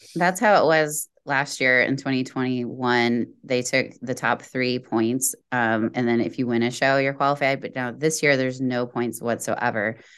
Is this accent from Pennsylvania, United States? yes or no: no; Indiana, United States; we're both from Indiana, Indiana Girls